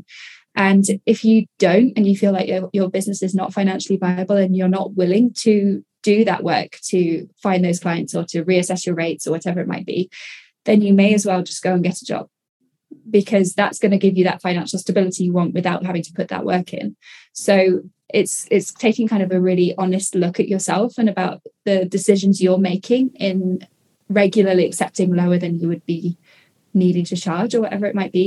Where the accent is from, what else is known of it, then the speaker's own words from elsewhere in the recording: United Kingdom; I'm British